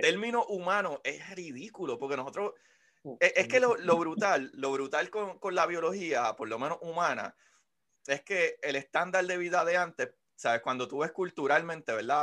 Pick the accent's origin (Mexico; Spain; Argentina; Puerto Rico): Puerto Rico; somos puertorriqueños